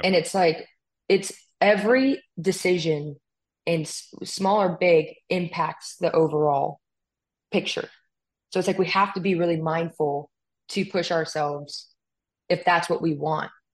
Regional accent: California, United States; moved away; I'm from California

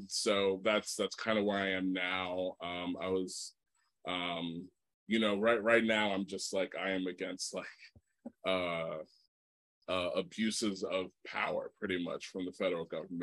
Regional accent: Texas, United States; I was raised in Texas

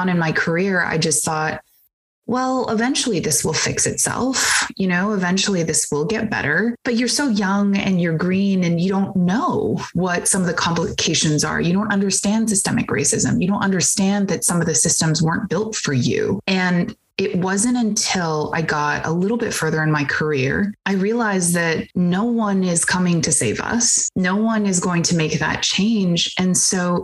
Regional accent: Bay Area, California, United States; I grew up in the Bay Area

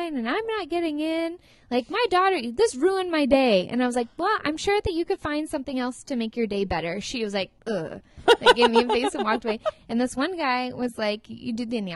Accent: Santa Barbara, California, United States; I'm from Santa Barbara

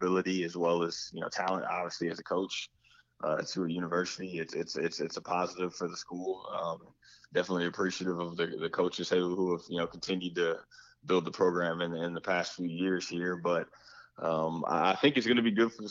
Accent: Pensacola, Florida, United States; also born or lived in Jacksonville; I grew up with Josh in Pensacola before I even moved to Jacksonville

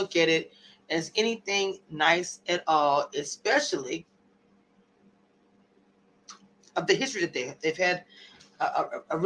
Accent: Louisiana, United States; I'm also from Louisiana

